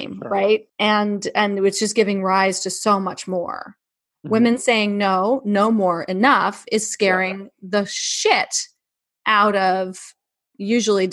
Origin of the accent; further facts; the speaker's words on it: New York City, New York, United States; now in Los Angeles, United States; growing up in New York City